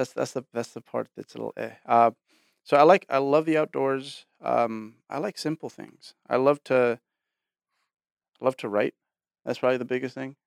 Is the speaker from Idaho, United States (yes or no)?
no; Bay Area, California, United States; I was born in the Bay Area